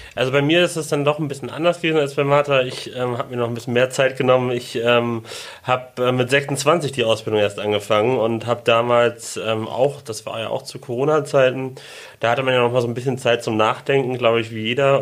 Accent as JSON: {"language": "German", "region": "Hamburg", "country": "Germany", "moved": "as an adult", "lives_now": "Sylt, Germany", "said": "ich komme aus Hamburg"}